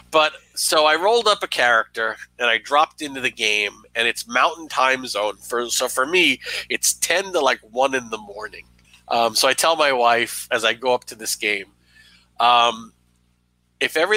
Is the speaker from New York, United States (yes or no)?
yes; New York, United States; as a New Yorker.